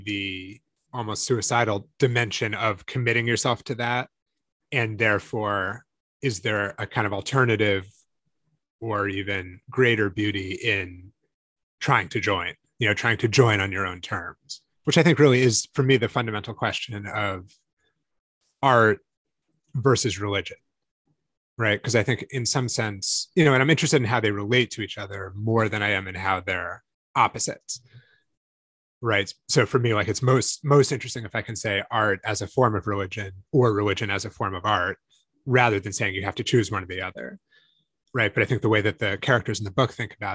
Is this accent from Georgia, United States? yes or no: no; Northampton, Massachusetts, United States; I grew up in Northampton, Massachusetts